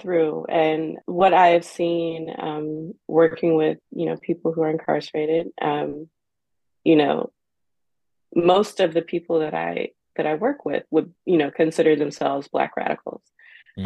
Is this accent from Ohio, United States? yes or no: yes; Cincinnati, Ohio, United States; I'm from Cincinnati, Ohio, born and raised